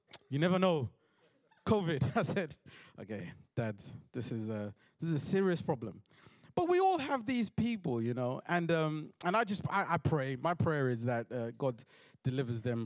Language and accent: English; London, United Kingdom; I'm from South London